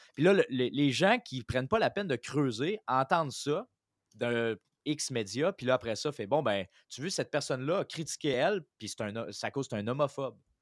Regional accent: Quebec, Canada; en tant que Québécois.

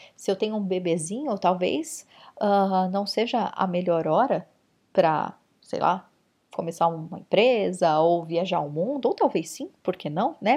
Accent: São Paulo, Brazil; São Paulo capital, que foi onde eu cresci

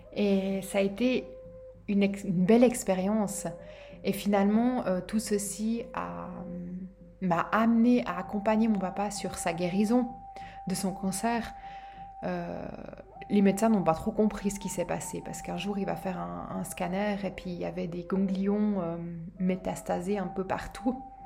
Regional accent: Switzerland; Chez nous en Suisse

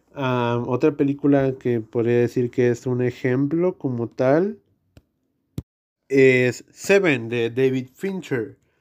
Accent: Mexico; somos mexicanos

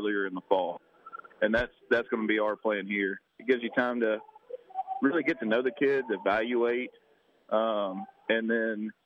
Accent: Baldwin County, Alabama, United States; born and raised in Baldwin County, went to Daphne High School

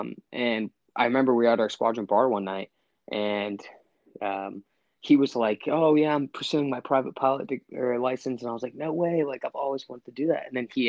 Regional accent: Connecticut, United States; born there; also born or lived in California / Mississippi / Washington / Texas; So I am from kind of all over the United States. My dad actually is a KC-10 pilot in the Air Force. So as a kid, I moved all around. I was born in Connecticut. I moved to California, Mississippi, back to California, Washington.

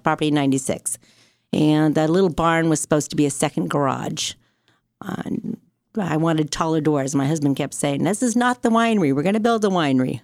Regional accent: Fremont, California, United States; I grew up in Fremont

